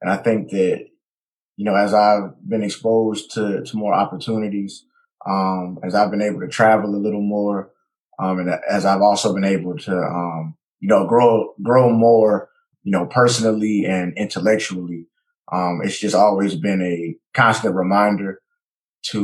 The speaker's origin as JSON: {"language": "English", "town": "Greensboro", "region": "North Carolina", "country": "United States", "also_born_or_lived": "Mebane, North Carolina", "said": "I'm actually from North Carolina as well. I'm from Greensboro. I currently live in Mebane"}